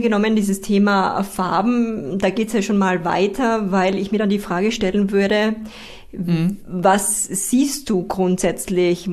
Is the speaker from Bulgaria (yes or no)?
no; Styria, Austria; meine Heimat, die Steiermark